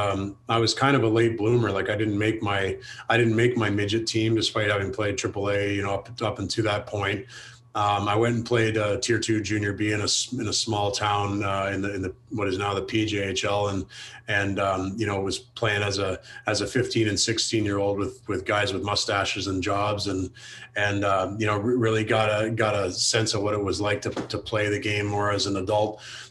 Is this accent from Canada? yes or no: yes; London, Ontario, Canada; growing up in Southern Ontario, you don't have much of a choice, but it's, it was definitely great.